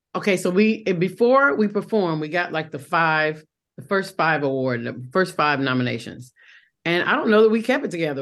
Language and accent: English; Fayetteville, North Carolina, United States; accent: Southern; moved away as an adult; also born or lived in Rochester, New York / New York; So my home is Fayetteville, North Carolina